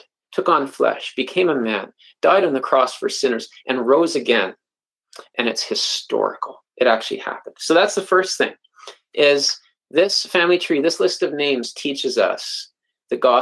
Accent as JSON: {"language": "English", "country": "Canada", "said": "I'm a Canadian"}